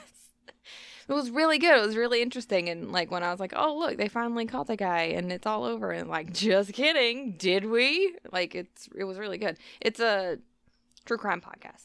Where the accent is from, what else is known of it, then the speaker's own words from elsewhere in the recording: the South, United States; we grew up in the South